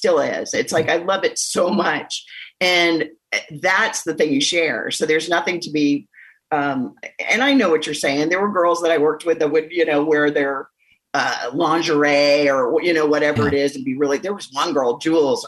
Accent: Atlanta, Georgia, United States; born or raised there; accent: Southern; also born or lived in Ventura, California

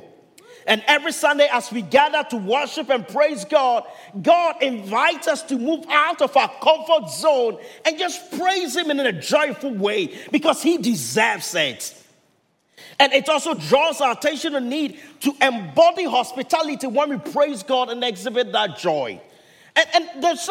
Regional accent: Ghana; first language Twi; English is a second language; now in Milpitas, United States; my home country, Ghana

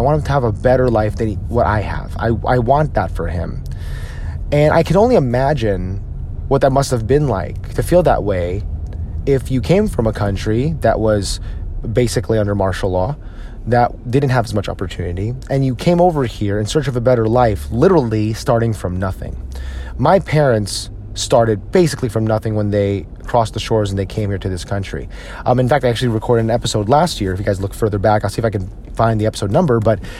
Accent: United States; if you are a Filipino American like myself, odds are your parents were born and raised in the Philippines and they moved here to the United States in search of a better life.

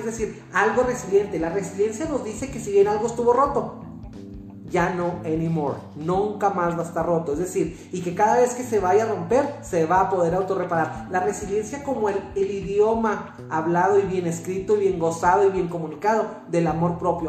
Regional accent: Mexico; los mexicanos también somos norteamericanos

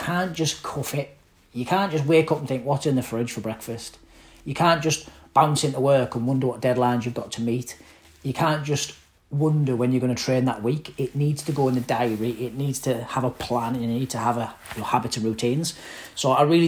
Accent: Middlesbrough, North East England, United Kingdom; moved away; I'm from Middlesbrough, rough part of Middlesbrough, council estate

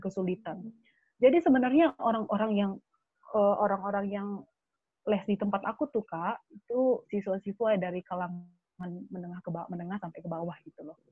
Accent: Sidikalang, North Sumatra, Indonesia; moved away as an adult; aku sekolah di Sidikalang

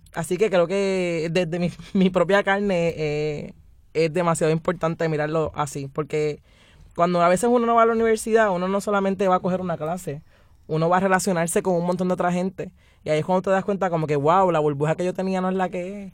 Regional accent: Puerto Rico; todos somos puertorriqueños

